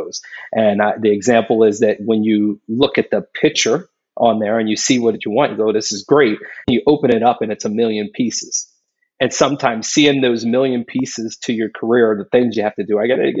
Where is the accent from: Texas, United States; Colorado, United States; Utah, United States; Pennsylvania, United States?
Pennsylvania, United States; Philadelphia; moved away; a kid growing up in a pretty rough neighborhood in Philadelphia